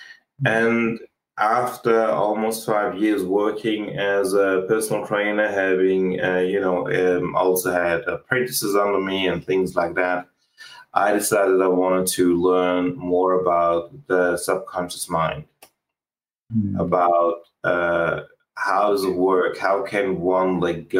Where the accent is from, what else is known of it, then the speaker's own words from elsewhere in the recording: Switzerland; moved away; also born or lived in Australia; I used to live in Switzerland, and I grew up in Switzerland, and I ended up traveling overseas and living in Australia